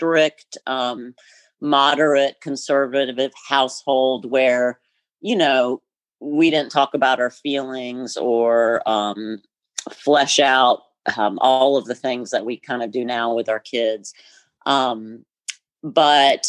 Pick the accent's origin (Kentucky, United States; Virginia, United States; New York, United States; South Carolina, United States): South Carolina, United States; Greenville; moved away as an adult; also born or lived in Caribbean; I grew up in Greenville, South Carolina, which, you know, is 3 hours north of here.